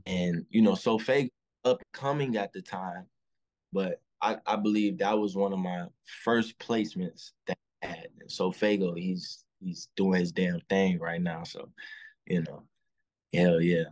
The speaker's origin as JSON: {"language": "English", "town": "Chicago", "region": "Illinois", "country": "United States", "tie": "born or raised there", "said": "I'm from Chicago, uh, from the low end part"}